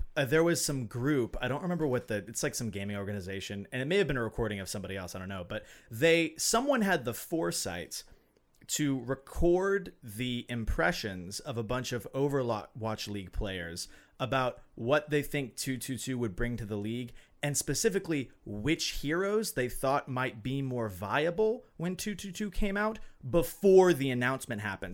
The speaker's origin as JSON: {"language": "English", "region": "Alabama", "country": "United States", "moved": "yes", "lives_now": "Minnesota, United States", "said": "I'm from Alabama"}